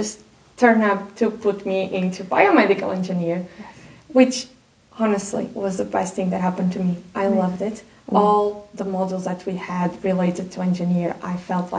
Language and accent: English; Portugal; English is a second language; just to be able to go home and enjoy